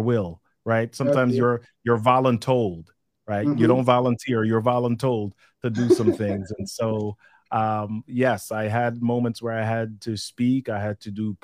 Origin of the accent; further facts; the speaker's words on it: New York City, New York, United States; also born or lived in Jamaica / Massachusetts; now in Maryland, United States; I moved to New York City, which is where I grew up in the Bronx for about 10 years before going to college.